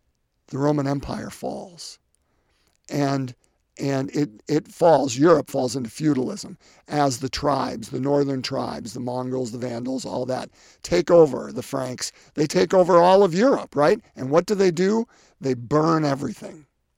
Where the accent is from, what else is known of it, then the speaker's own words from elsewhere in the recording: Ireland; As an Irishman, so St. Patrick, of course, is the patron of Ireland